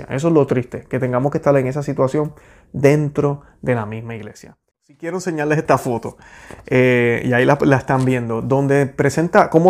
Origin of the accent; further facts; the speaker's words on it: Puerto Rico; now in United States; Luego que me mudé de Puerto Rico para acá, para los Estados Unidos, y no estoy diciendo que esto no está pasando en Puerto Rico, sé que está pasando, pero yo lo vine a ver por primera vez acá.